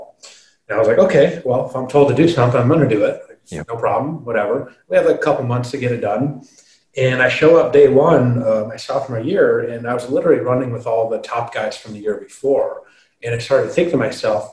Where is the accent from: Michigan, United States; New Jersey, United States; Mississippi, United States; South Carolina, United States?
Michigan, United States; I'm from Michigan